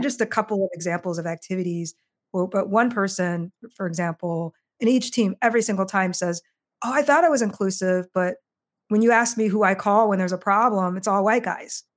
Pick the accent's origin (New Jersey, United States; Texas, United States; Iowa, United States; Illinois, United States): Iowa, United States; Marshalltown; moved away as an adult; now in Chicago, United States; I grew up in a small town in Iowa, Des Moines, or sorry, Marshalltown, Iowa